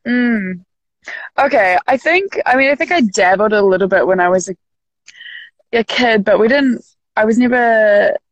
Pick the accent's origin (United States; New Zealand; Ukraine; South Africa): New Zealand; Auckland; I grew up in in West Auckland, which is the kind of like top, uh, like mid, uh, maybe just higher than mid part of the North Island.